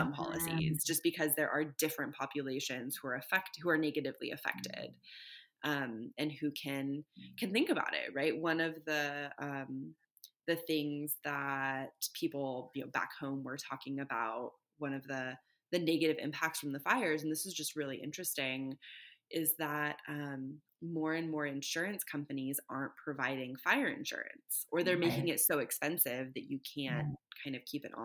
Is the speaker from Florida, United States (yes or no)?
no; Northern California, United States; when I was growing up in California, lived in Northern California, not the Bay Area, but in the mountains